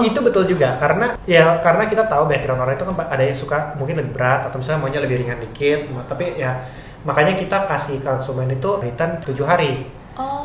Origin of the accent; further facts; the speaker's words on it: Indonesia; sebagai eh, orang Indo